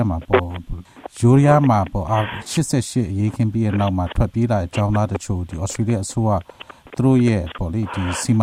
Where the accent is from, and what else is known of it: Myanmar; moved away